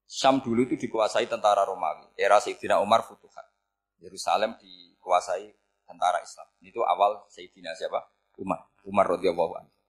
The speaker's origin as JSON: {"language": "Indonesian", "town": "Rembang", "region": "Central Java", "country": "Indonesia", "said": "saya orang Rembang. Hidup di Jogja ya manfaat, di Jember ya manfaat di mana-mana."}